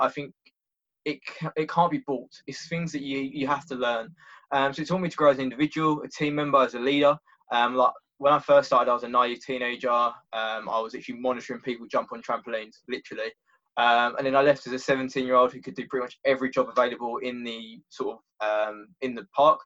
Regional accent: Essex, East of England, United Kingdom; moved away as an adult; now in Brighton, United Kingdom; originally I'm from Essex

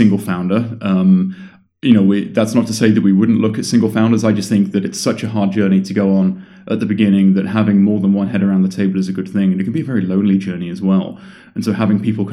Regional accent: London, United Kingdom; moved away as an adult; now in California, United States; I was born in London in June of 1979

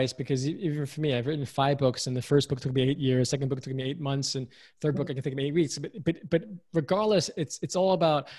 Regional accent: United States; though I was raised in America, I'm American, proud to be American, but I also grew up with parents who were from Hong Kong

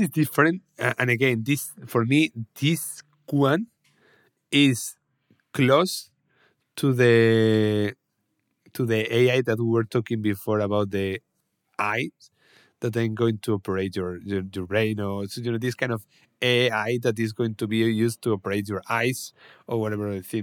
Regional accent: Salamanca, Castile and León, Spain; my hometown, Salamanca

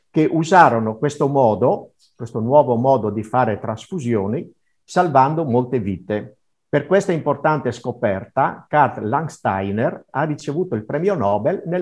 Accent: Teor, Friuli-Venezia Giulia, Italy; now in Bressa, Italy; nel mio paese a Teor, perché io non sono nato qui a Bressa, ma vengo da Teor.

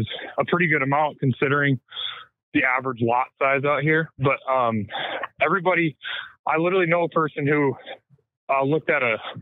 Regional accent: Midwest, United States; moved away as an adult; now in West Coast, United States; being born and raised Midwest for 19 years

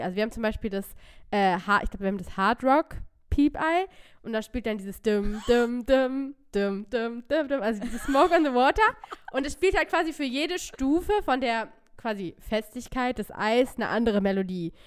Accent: near Hanover, Lower Saxony, Germany; ich komme aus der Nähe von Hannover. Ähm, und ich habe eigentlich auch bis auf ganz kurze Ausreißer immer in der Nähe von Hannover oder in Hannover ähm, gelebt

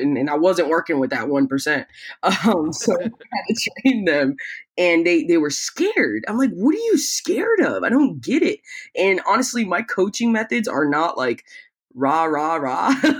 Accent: Tampa, Florida, United States; born or raised there; also born or lived in Peru

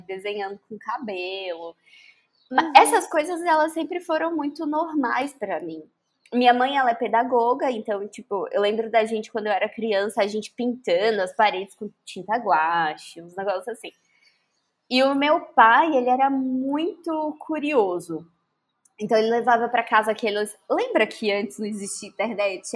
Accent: Brasília, Federal District, Brazil; now in Salvador, Brazil; Eu venho do Distrito Federal

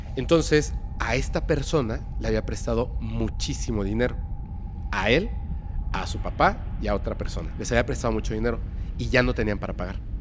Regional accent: Mérida, Yucatán, Mexico; also born or lived in Mexico City; yo soy eh, mexicano

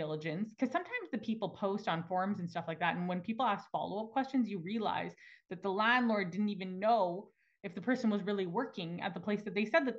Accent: Alberta, Canada; now in Toronto, Canada; I'm from Alberta originally

